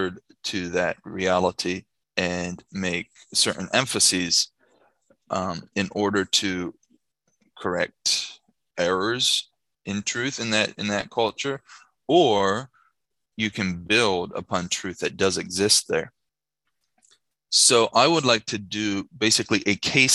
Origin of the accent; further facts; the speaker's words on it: Shippensburg, Pennsylvania, United States; moved away as an adult; now in Mexico; I was born and raised in Shippensburg, Pennsylvania